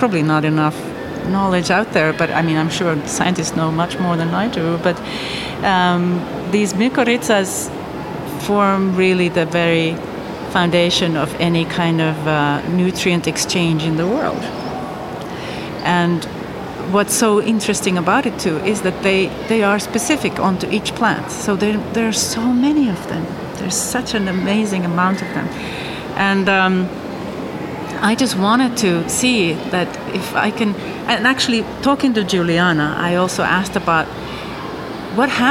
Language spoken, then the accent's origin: English; Finland; I grew up in Finland